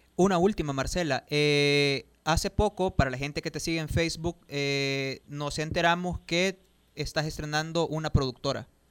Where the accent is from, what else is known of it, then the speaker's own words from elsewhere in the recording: El Salvador; a los salvadoreños debería de importarnos